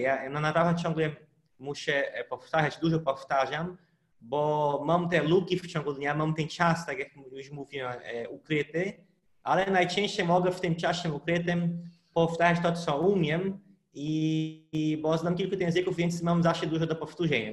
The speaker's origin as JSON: {"language": "Polish", "country": "Brazil", "first_language": "Portuguese", "second_language": "Polish", "moved": "yes", "lives_now": "Poland", "said": "jestem z Brazylii"}